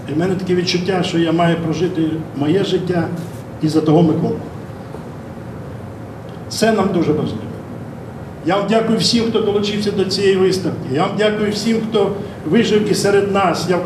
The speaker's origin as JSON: {"language": "English", "country": "Ukraine", "first_language": "Ukrainian", "second_language": "English"}